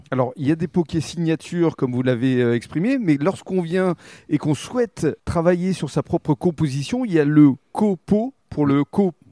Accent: Andernos-les-Bains, Nouvelle-Aquitaine, France; Je viens d'Andernos, on a eu un restaurant familial pendant 30 ans.

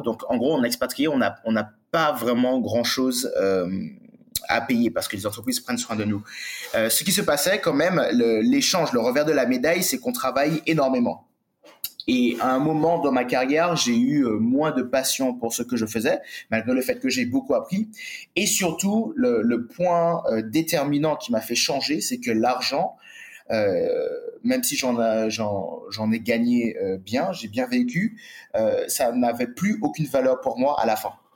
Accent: Martinique; moved away; also born or lived in Bali; j'ai grandi sur une île

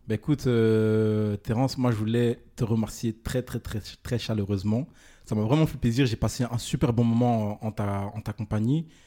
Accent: Republic of the Congo; Non, du tout, moi je suis congolais.

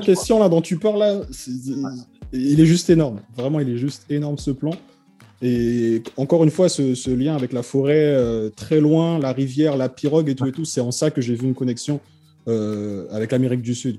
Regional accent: French Guiana; moi en fait je viens de Guyane

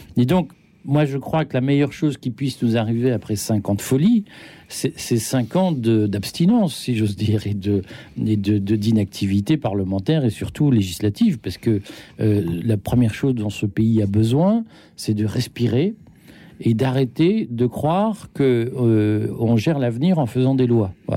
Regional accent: Belgium; j'ai grandi en Belgique

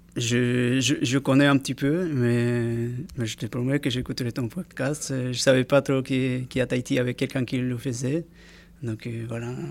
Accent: Peru; French is a second language; moved away as an adult; now in French Polynesia; Je, vivais chez moi au Pérou, parce que je suis un Pérouien à la base

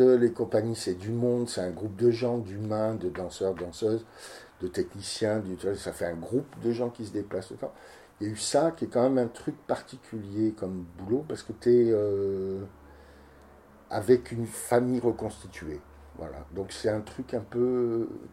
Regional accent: Cannes, Provence-Alpes-Côte d'Azur, France; moved away as an adult; also born or lived in Nice / Paris / Marseille; now in Saint-Brès, France; je suis né à Cannes, j'ai fait mes études à Nice, je suis parti à Paris travailler comme danseur

